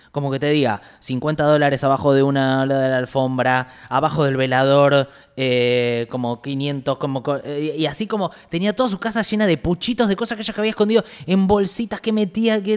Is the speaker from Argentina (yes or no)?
yes; Argentina; yo como argentino